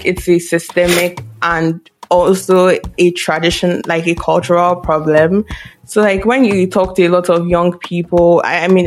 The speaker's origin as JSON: {"language": "English", "country": "Nigeria", "said": "I'm Nigerian"}